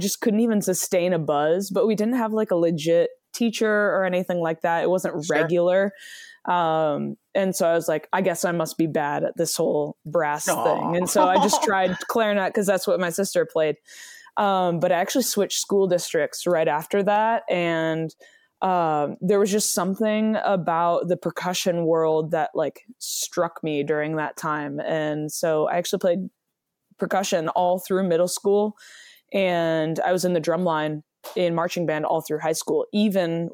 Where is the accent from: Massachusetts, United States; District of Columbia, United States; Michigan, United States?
Michigan, United States; So I grew up in Michigan.